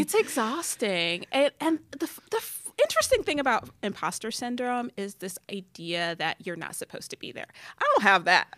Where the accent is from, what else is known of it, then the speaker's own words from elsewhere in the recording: Detroit, Michigan, United States; I grew up in Detroit